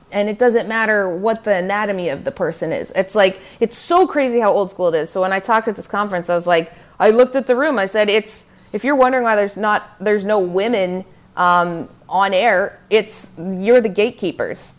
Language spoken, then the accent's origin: English; Canada; also born or lived in Manhattan, New York; now in New York, United States; as a Canadian in the States